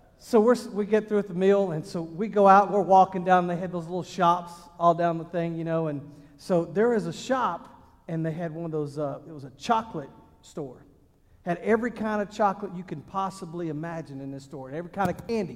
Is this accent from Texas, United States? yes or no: yes; Texas, United States; moved away; also born or lived in Ohio; I'm from Texas